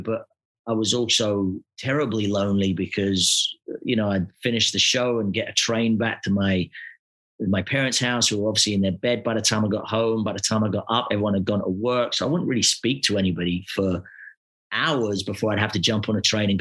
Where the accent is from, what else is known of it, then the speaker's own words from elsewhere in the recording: Glasgow, Scotland, United Kingdom; moved away; I come from Glasgow